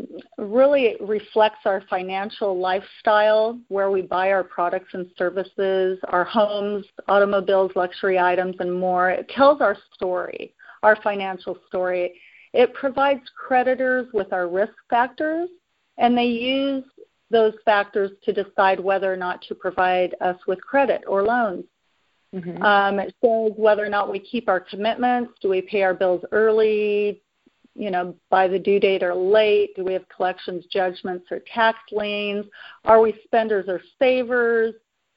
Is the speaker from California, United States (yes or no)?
yes; Oakland, California, United States; share that I'm a local born California resident, have lived here in California all my life. I'm born and raised in Oakland, California, the East Bay in San Francisco.